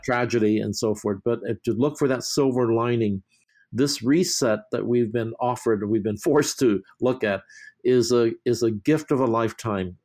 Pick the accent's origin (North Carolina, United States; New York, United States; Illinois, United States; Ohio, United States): New York, United States; moved away; I'm from New York